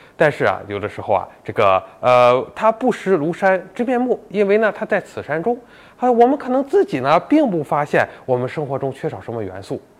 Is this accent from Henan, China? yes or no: no; Tai'an, Shandong, China; 我老家台湾的